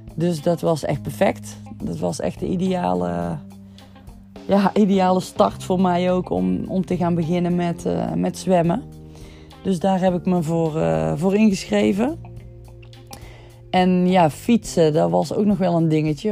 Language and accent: Dutch; Hapert, North Brabant, Netherlands; ik kom uit Hapert